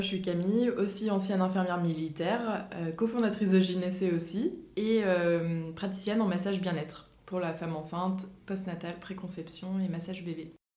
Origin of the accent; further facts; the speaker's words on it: Nantes, Pays de la Loire, France; moved away as an adult; also born or lived in Paris; moi je suis nantaise